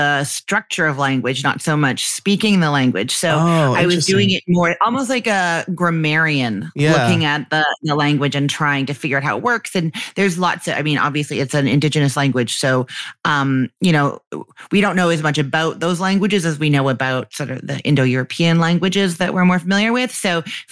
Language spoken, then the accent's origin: English; Canada; accent: Canadian; my Canadian one